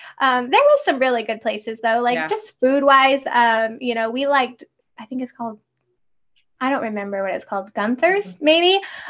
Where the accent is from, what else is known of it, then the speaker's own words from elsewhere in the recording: Texas, United States; moved away as an adult; also born or lived in North Carolina / Colorado; I come from Texas and I don't feel like it is humid there, but it's like 30, you know, maybe 40%.